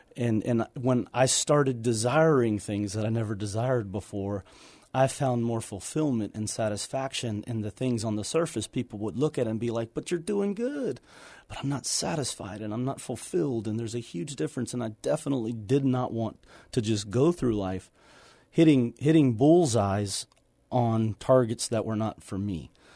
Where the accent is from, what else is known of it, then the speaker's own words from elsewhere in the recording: Houston, Texas, United States; moved away as an adult; got into the wrong, you know, lifestyle and, and situation in Houston